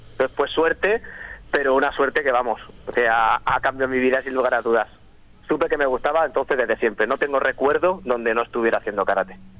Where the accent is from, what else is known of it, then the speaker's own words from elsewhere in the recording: Torrevieja, Valencian Community, Spain; also born or lived in San Miguel de Salinas; en Torrevieja, que es de donde soy, donde he crecido